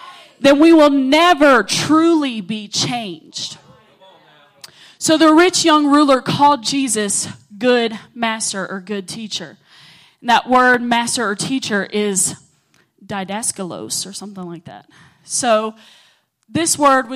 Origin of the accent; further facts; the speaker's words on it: Oglethorpe, Georgia, United States; I come from Oglethorpe.